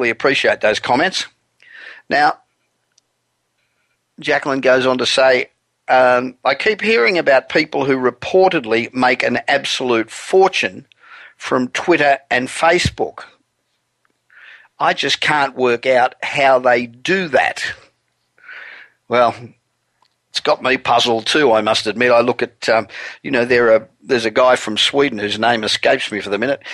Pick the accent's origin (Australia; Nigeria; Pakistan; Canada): Australia; moved away as an adult; now in Los Angeles, United States; I'm originally Australian. I've been living in Los Angeles for 27 years, but the accent does not ever seem to want to go away